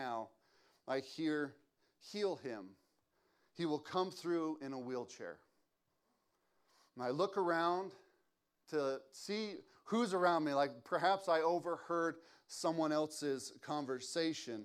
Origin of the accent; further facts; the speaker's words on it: West Valley City, Utah, United States; I grew up in West Valley at the West Valley Campus Church. Grew up there my whole life